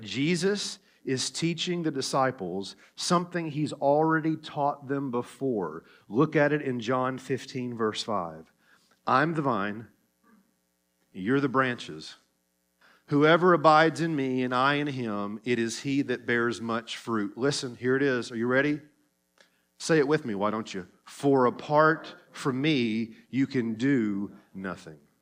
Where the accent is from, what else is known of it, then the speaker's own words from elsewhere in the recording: Tennessee, United States; accent: Tennessee; my Tennessee accent